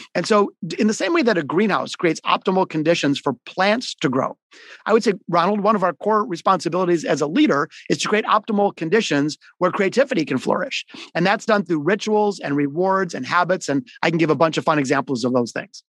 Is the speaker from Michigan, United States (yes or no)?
yes; Detroit, Michigan, United States; also born or lived in Boston / Florida; I grew up, I'm a hardcore Detroiter. I'm in Detroit today. I was born in the city of Detroit, not the suburbs.